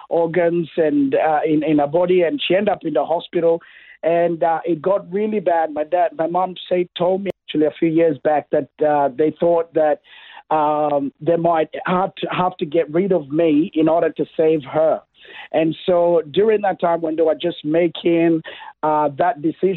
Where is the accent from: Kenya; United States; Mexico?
Kenya; now in Toowoomba, Australia; I was born in Kenya. That's East Africa.